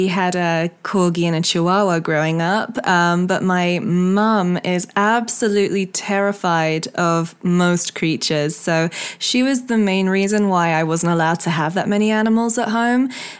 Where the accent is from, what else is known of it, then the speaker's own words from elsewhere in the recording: Hong Kong; where I grew up in Hong Kong, we had this big white wall in the garage area, which interlinked all of the houses. It was like a big expat community